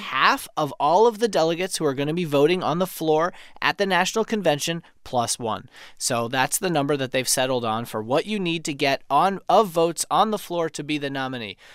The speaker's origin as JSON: {"language": "English", "town": "New York City", "region": "New York", "country": "United States", "tie": "born or raised there", "moved": "yes", "said": "I grew up in Queens"}